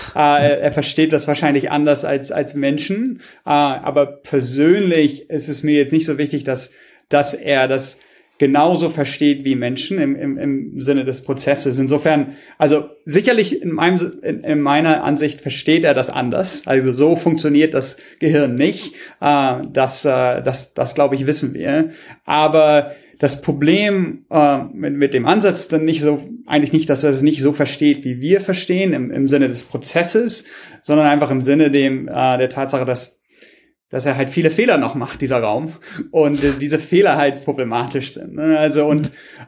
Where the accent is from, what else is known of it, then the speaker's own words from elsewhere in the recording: Germany; moved away; ich komme auch manchmal zurück nach Deutschland